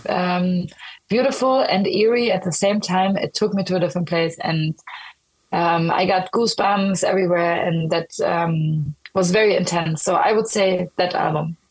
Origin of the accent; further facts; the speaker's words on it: Berlin, Germany; now in Stockholm, Sweden; I'm like born and raised in Berlin.